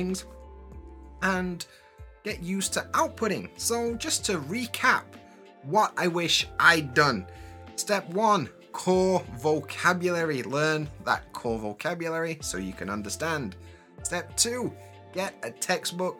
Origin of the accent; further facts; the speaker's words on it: Sheffield, Yorkshire and the Humber, United Kingdom; first language English; moved away as an adult; now in Japan; I'm from Sheffield in England, in Yorkshire, but I live in Japan.